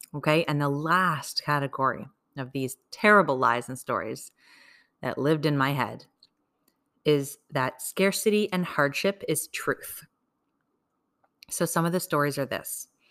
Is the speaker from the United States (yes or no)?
no; Canada; I'm a Canadian mom of two kids